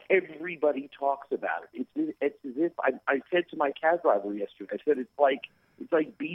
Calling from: Medellin, Antioquia, Colombia; I'm in uh, Medellin, Colombia.

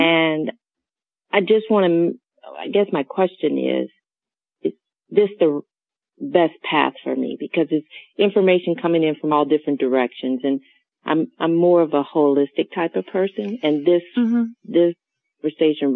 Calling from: Maryland, United States; I'm calling from Maryland.

